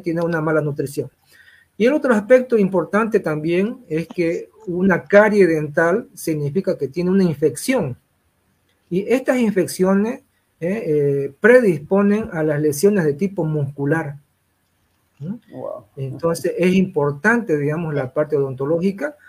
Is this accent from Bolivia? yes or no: yes; Santa Cruz, Bolivia; me considero ya un, boliviano, un cruceño más